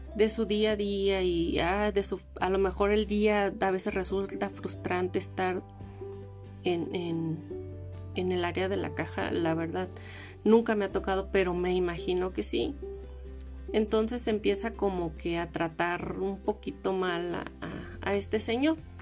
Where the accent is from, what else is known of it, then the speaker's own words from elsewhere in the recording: Los Mochis, Sinaloa, Mexico; moved away as an adult; also born or lived in Los Cabos; now in Mexico City, Mexico; Yo soy de Los Mochis, Sinaloa